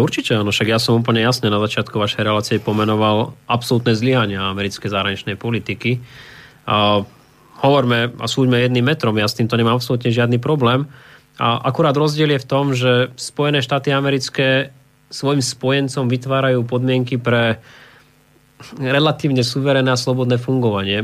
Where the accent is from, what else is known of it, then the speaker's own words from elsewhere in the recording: Slovakia; pre mňa ako slovenského politika